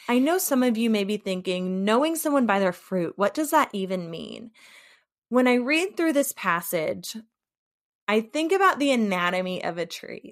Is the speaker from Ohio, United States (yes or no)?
no; St. Louis, Missouri, United States; now in Muskegon, United States; I currently live in Muskegon, Michigan, but I am originally from St. Louis, Missouri.